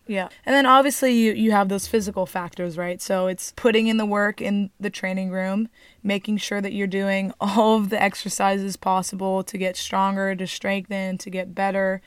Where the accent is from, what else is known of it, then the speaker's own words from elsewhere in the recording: Newport Beach, California, United States; We are from Newport Beach, California.